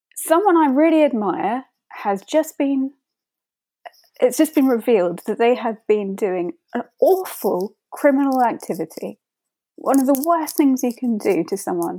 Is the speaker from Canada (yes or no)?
no; United Kingdom; I'm from Britain